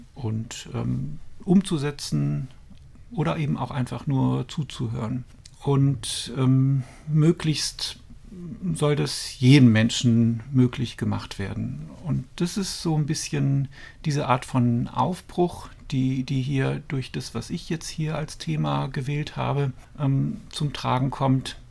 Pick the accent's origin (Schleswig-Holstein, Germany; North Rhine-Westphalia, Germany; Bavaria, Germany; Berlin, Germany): North Rhine-Westphalia, Germany; Dormagen; moved away as an adult; also born or lived in Cologne / Stuttgart; now in Brandenburg, Germany; Also ich bin in Köln geboren, bin in Dormagen aufgewachsen